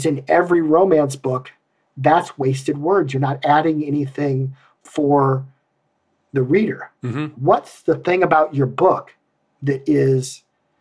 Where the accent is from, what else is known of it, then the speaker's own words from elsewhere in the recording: Iowa, United States; I'm from Iowa